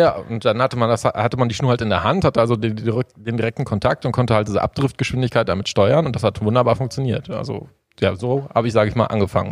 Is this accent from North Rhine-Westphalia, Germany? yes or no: yes; Sauerland, near Warstein, North Rhine-Westphalia, Germany; ich bin 33 Jahre, komme aus dem Sauerland, äh, aus der Nähe von Warstein.